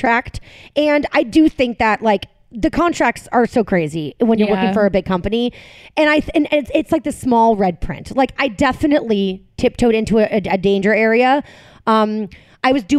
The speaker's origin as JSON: {"language": "English", "area": "outside of Boston", "region": "Massachusetts", "country": "United States", "tie": "born or raised there", "also_born_or_lived": "Manhattan, New York", "moved": "as an adult", "lives_now": "New Jersey, United States", "said": "I grew up in Massachusetts"}